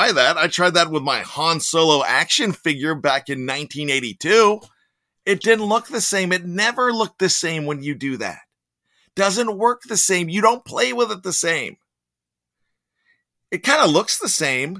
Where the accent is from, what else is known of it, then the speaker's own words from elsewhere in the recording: Pittsburgh, Pennsylvania, United States; accent: Yinzer; I like my Yinzer accent